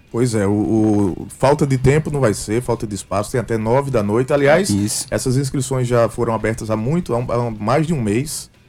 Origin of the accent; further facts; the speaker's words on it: Paraíba, Brazil; como bons paraibanos que somos